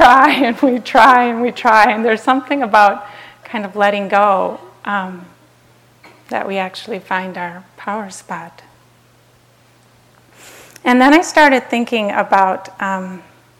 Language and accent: English; Minnesota, United States; I grew up in Minnesota, it's kind of cold there